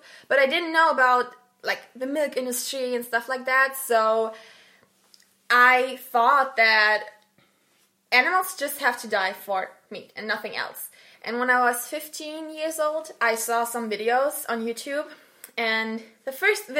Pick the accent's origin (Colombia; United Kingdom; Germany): Germany; I'm from Germany